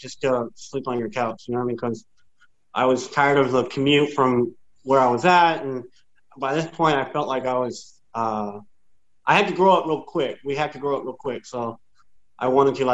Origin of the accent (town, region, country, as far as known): San Antonio, Texas, United States; born or raised there